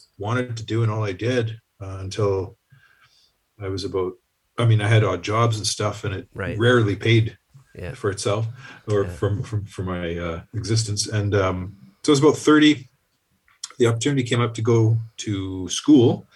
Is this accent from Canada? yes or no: yes; Sault Ste. Marie, Ontario, Canada; I grew up in Sault Ste. Marie, where I still live